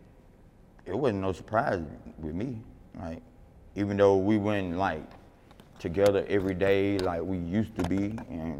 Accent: Atlanta, Georgia, United States; I come from Capitol Homes.

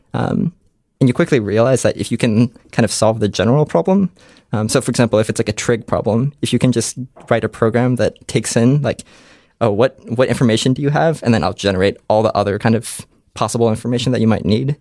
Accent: Columbus, Ohio, United States; I grew up in Columbus, Ohio

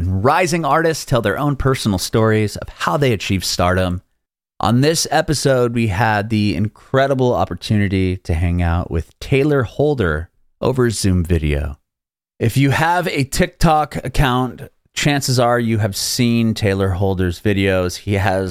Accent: San Diego, California, United States; moved away as an adult; now in Nashville, United States; I'm from San Diego originally. Now I live in Nashville

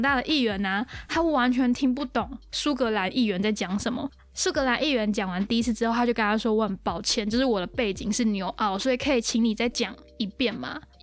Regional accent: northern Taiwan, Taiwan; 我也是北部人

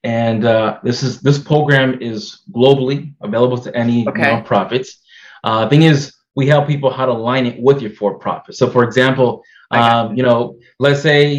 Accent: Massachusetts, United States; I'm here from Massachusetts, and I'm a second-generation person here from the U.S. My parents came from the Dominican Republic

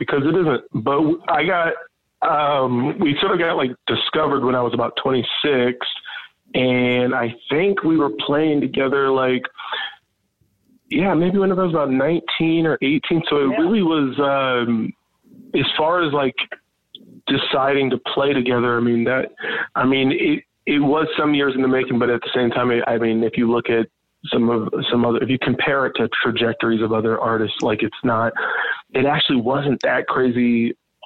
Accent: Kansas City, Missouri, United States; we're from Kansas City, but we technically live just outside of it

